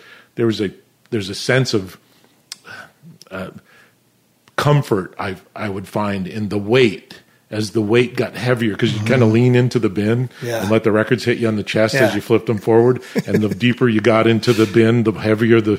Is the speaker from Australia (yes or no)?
no; Scotia, New York, United States; moved away as an adult; also born or lived in Massachusetts / Houston, Texas; we were based in Schenectady, New York, or Scotia, which is the town I actually grew up in. Not the town I was born in, but the town I grew up in, and the town I definitely do call my hometown-ish